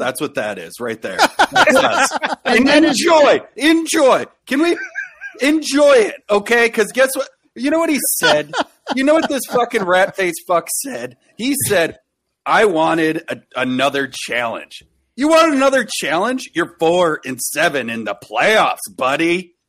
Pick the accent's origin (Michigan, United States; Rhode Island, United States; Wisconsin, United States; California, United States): Wisconsin, United States; West Allis; I grew up in West Dallas.